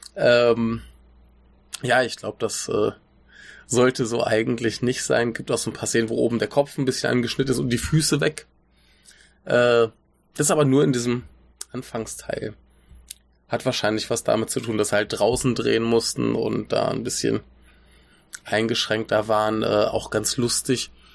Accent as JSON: {"language": "German", "country": "Germany"}